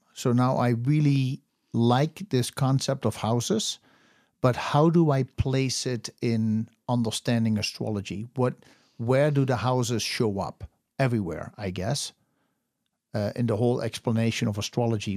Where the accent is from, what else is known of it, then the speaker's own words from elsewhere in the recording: Netherlands; I was born in the Netherlands